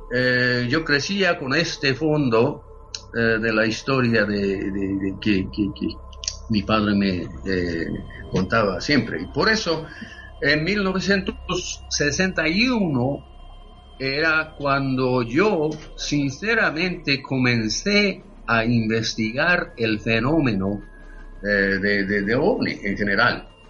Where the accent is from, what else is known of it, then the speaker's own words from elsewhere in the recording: Yokohama, Kanagawa, Japan; Spanish is a second language; moved away as an adult; now in United States; nací y crecí en Japón, en la ciudad de Yokohama, en Japón